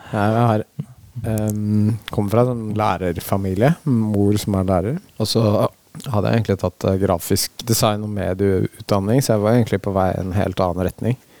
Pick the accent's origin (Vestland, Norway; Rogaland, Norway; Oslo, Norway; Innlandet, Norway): Oslo, Norway; moved away as an adult; now in Hokksund, Norway; jeg er fra Oslo opprinnelig